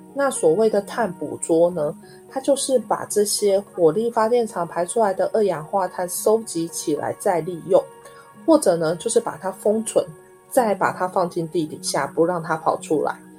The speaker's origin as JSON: {"language": "Chinese", "country": "Taiwan", "said": "我们台湾这边"}